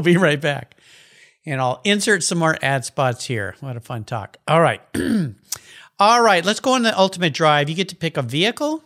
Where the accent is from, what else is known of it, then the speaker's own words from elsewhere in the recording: La Jolla, California, United States; I grew up in La Jolla, California